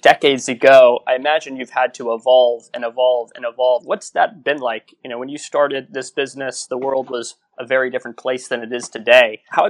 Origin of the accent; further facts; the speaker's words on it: Houston, Texas, United States; now in San Francisco, United States; although I'm from Houston, Texas, I live in San Francisco